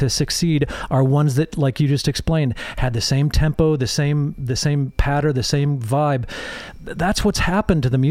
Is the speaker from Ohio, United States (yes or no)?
no; Holland, Michigan, United States; also born or lived in England; I grew up in a little town called Holland, Michigan.